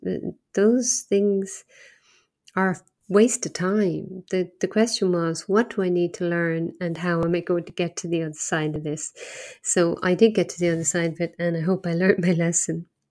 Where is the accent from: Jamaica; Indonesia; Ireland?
Ireland; moved away; also born or lived in Asia; I'm from Ireland, not far from here